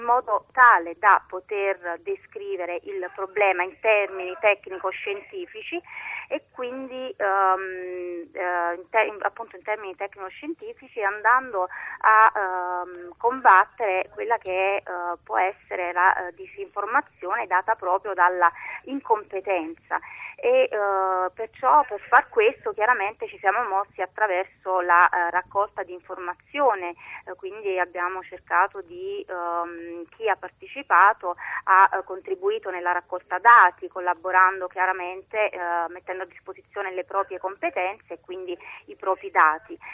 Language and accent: Italian; Naples, Campania, Italy; da napoletana